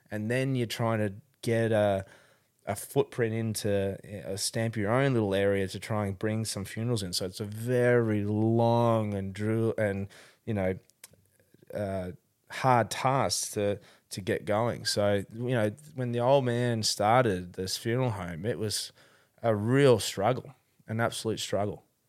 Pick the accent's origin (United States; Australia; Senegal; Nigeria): Australia; Melbourne, Victoria; I was born in Melbourne, uh, born, uh, in Dandenong Hospital, actually